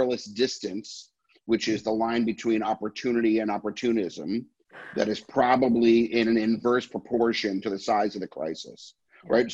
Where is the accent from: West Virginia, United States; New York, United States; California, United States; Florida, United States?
New York, United States; New York City; I'm a New Yorker my entire life, a Manhattanite for as long as I can stand on my own